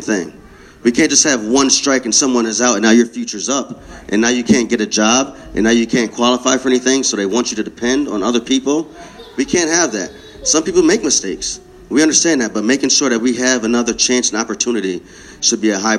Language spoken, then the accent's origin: English; New Britain, Connecticut, United States; I was born and raised here. New Britain